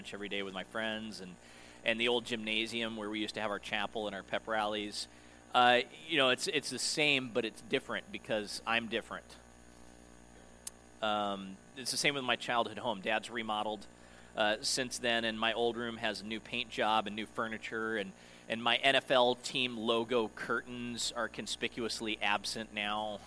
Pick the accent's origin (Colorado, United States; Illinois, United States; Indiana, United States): Colorado, United States; Denver; moved away as an adult; my hometown since before we moved here in 2012, so it had been a while since I'd been back to Denver